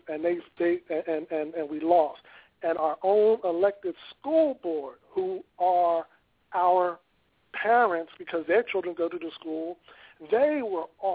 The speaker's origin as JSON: {"language": "English", "town": "Philadelphia", "region": "Pennsylvania", "country": "United States", "tie": "born or raised there", "said": "here in my hometown"}